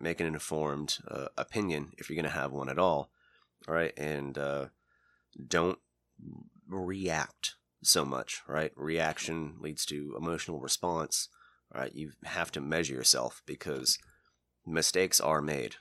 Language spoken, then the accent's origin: English; United States; We're all American